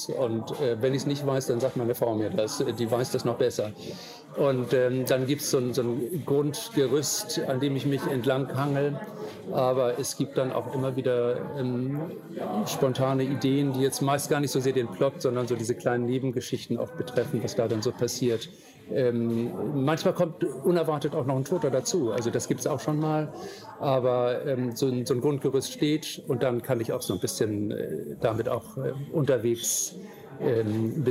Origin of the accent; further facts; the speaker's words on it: Hamburg, Germany; born there; also born or lived in Amrum; lebe ja zum Teil in der Stadt, ähm, hier in Hamburg, bin hier auch geboren. Oder mein Vater sagte immer, wir sind keine Hamburger, sondern Altona.